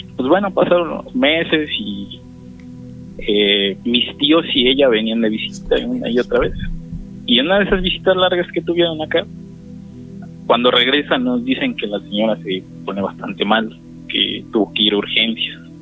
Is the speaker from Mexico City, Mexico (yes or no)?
no; State of Mexico, Mexico; soy del Estado de México